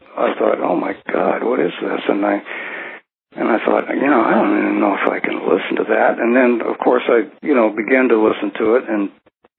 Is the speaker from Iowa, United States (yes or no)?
yes; Burlington, Iowa, United States; I was born in Burlington, Iowa, which sits on the Mississippi River